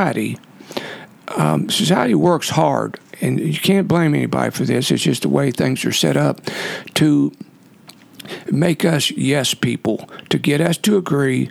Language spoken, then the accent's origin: English; Ohio County, western Kentucky, United States; also born or lived in Iceland; I grew up in Ohio County in western Kentucky